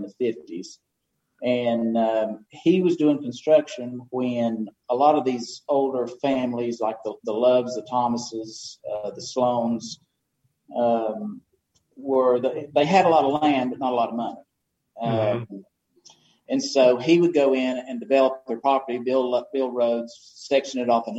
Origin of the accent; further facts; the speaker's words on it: Haywood County, North Carolina, United States; I'm born and raised in Haywood County